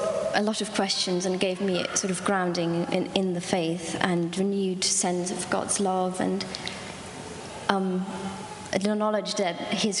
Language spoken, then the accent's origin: English; Switzerland; moved away as an adult; now in St Ives, United Kingdom; Home is Switzerland, but I moved here 1.5 years ago.